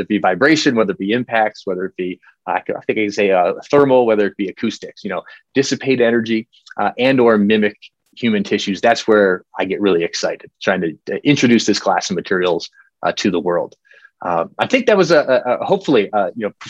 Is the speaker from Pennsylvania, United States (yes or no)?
yes; York, Pennsylvania, United States; moved away as an adult; also born or lived in Colorado; now in Denver, United States; I grew up in Pennsylvania, York, Pennsylvania